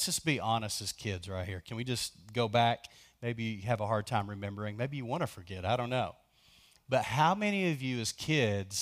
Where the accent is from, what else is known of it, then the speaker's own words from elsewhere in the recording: Lubbock, Texas, United States; also born or lived in between Post and Tahoka, Texas; I grew up in Lubbock